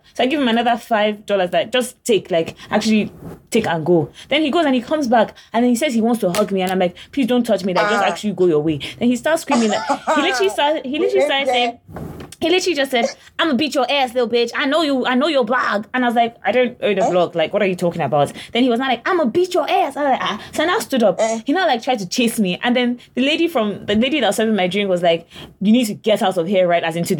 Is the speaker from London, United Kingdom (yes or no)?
yes; London, United Kingdom; now in United States; I'm actually from London. I don't do this. I don't do American things like